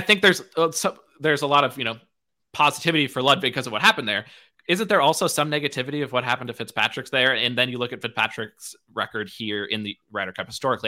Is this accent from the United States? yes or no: yes; United States; I'm American